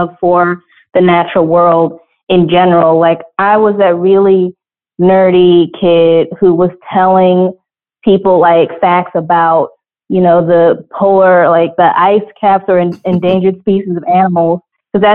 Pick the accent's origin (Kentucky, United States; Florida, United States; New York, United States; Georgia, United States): Georgia, United States; Atlanta; growing up in Georgia, in Atlanta